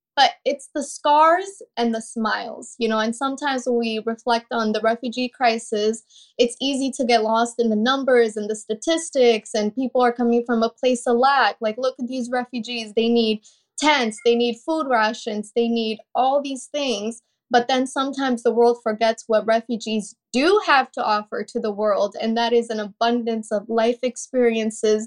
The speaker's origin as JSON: {"language": "English", "town": "St. Cloud", "region": "Minnesota", "country": "United States", "tie": "born or raised there", "also_born_or_lived": "Kenya", "said": "she quickly relocated us to Saint Cloud, Minnesota"}